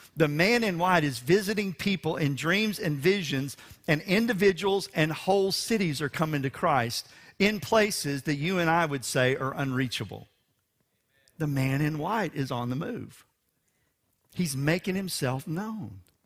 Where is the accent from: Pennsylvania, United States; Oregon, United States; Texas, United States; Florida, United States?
Texas, United States; Houston; for a Texan and for a Houstonian